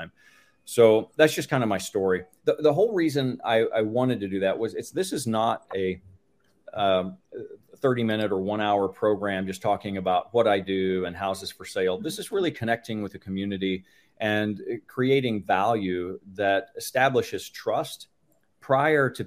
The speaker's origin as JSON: {"language": "English", "town": "Tulsa", "region": "Oklahoma", "country": "United States", "tie": "born or raised there", "said": "Tulsa, Oklahoma, that's my market. That's where I've been since junior high. So I consider myself a local by now."}